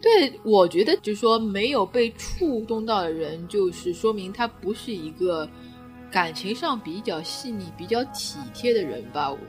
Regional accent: China; 我们中国人很在意这种神神鬼鬼的

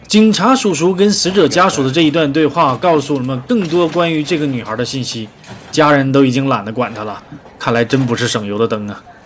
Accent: Northeast China, China; 我是东北人

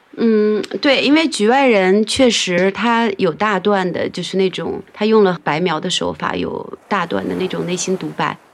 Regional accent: Handan, Hebei, China; moved away as an adult; also born or lived in Beijing; 我是在河北邯郸长大的

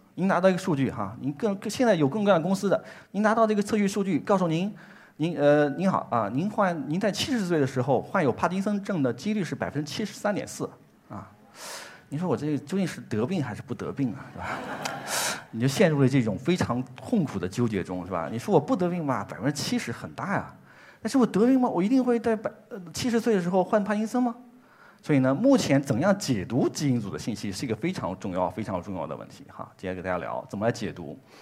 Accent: China; 这是我们中国自己的工作，也很自豪

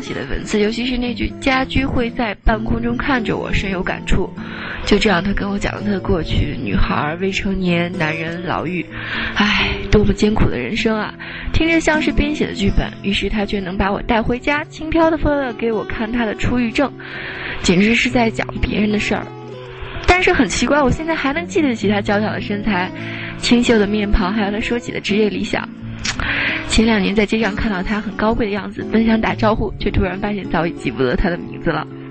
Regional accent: China; moved away as an adult; now in London, United Kingdom; 一位也来自中国的女同事就凑了上来，她说：“你喜欢 … 吧？真是他乡遇故知。”于是我们两个奔四的女人

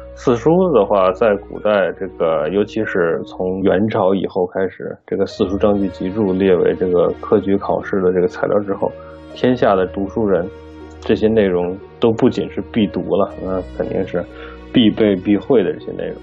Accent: China; moved away as an adult; now in Los Angeles, United States; 我们中国人

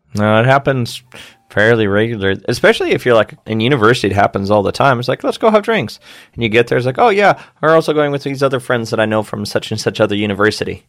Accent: United States

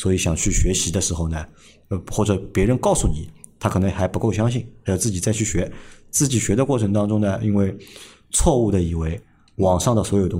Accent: Shanghai, China; 哎呀，我讲上海话了，别的。

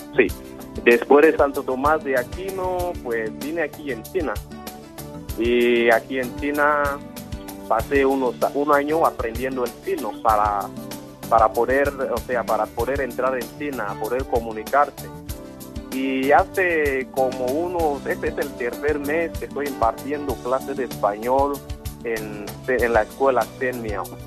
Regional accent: Equatorial Guinea; Pues soy de Guinea Ecuatorial. Mi ciudad natal es eh, la tercera ciudad más grande de Guinea Ecuatorial, Eín

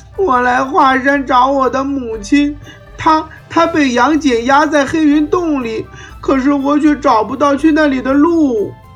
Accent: China; 我们中国人都称自己是炎黄子孙

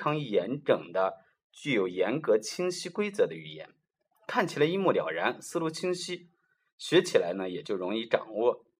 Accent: China; 那么并不是表示像我们中国人所说的男女关系的这种啊纠缠不清

